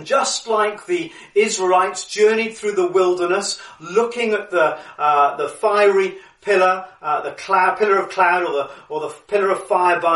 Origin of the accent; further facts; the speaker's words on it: Cardiff, Wales, United Kingdom; just down the road from where I lived growing up in Cardiff, Roath Park Lake